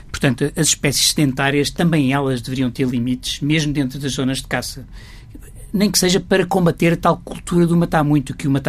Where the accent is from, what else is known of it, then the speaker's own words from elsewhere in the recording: Guinea-Bissau; now in Portugal; na minha terra, na Guiné-Bissau